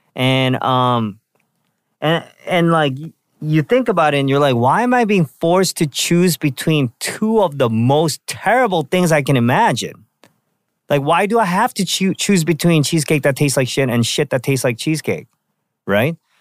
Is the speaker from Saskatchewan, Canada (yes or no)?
no; Vancouver, British Columbia, Canada; when I was a kid, um, growing up in Vancouver